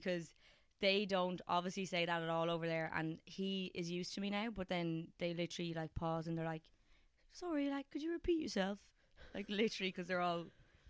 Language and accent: English; Ireland; Everything about being Irish.